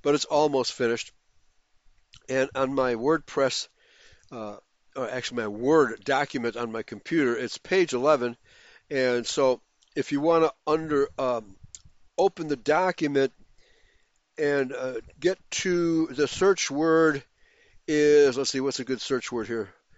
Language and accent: English; Chicago, Illinois, United States; moved away as an adult; now in Harrison, United States; I'm a Chicagoan, lifelong Chicagoan.